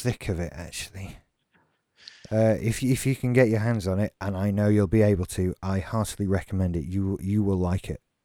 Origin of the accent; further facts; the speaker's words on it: Doncaster, Yorkshire and the Humber, United Kingdom; we have Robin Hood Airport in Doncaster, my hometown